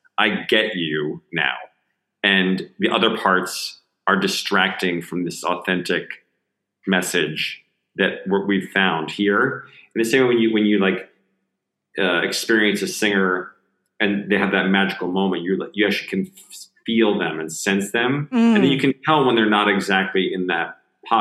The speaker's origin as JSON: {"language": "English", "region": "New Jersey", "country": "United States", "tie": "born or raised there", "said": "you move that same body to Jersey, New Jersey, in the States"}